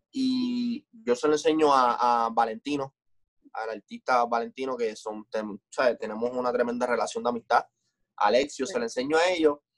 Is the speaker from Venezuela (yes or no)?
no; Puerto Rico; vengo de un, vengo de un lugar de Puerto Rico que las oportunidades son bien pocas